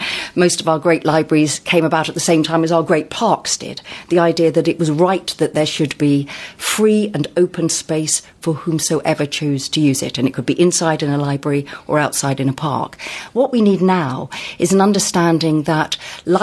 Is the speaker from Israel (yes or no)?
no; Sussex, South East England, United Kingdom; I come from Sussex